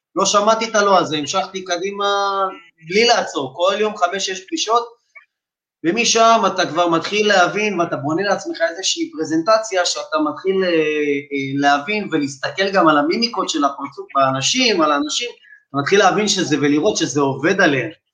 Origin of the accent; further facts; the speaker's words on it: Bat Yam, Tel Aviv District, Israel; אני בן 28, מבת ים, בת ים ימי בנשמה, נולדתי פה, גדלתי פה